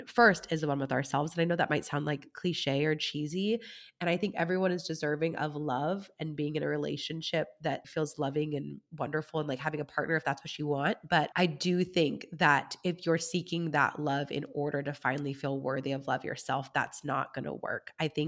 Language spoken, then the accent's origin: English; California, United States; moved away as an adult; also born or lived in Germany / Kentucky; I did not move back home to California